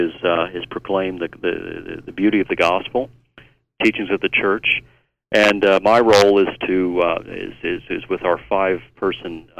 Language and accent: English; United States; also born or lived in New York / Maryland / Chicago / Hawaii; now in Irondale, United States; I was born in New York, raised in Virginia and Maryland, also spent some time in Chicago